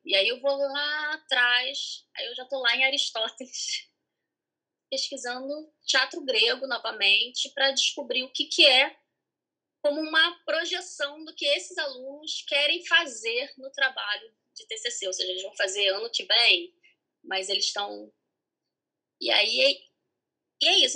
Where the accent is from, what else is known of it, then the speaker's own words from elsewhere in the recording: Piraí, Rio de Janeiro, Brazil; Sou de Piraí. Piraí, interior do estado.